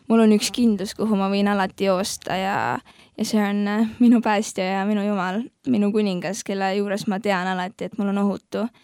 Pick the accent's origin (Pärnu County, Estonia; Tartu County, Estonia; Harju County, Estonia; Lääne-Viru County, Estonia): Lääne-Viru County, Estonia; Rakvere; tuleme mõlemad …ga Rakverest, terve elu seal elanud väga,. väga-väga armas koht ja väga tore koht